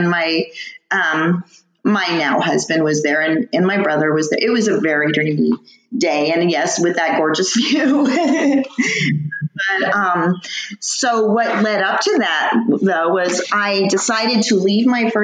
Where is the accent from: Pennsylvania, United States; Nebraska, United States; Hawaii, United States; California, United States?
California, United States; Tustin; Tustin, and my parents still actually live there. Yeah, so Orange County, right in the middle of Orange County